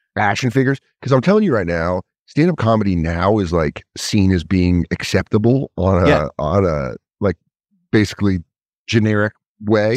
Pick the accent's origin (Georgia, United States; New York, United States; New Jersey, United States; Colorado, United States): Colorado, United States; also born or lived in Connecticut / Denver; I grew up in Colorado, but I was born I was born in Connecticut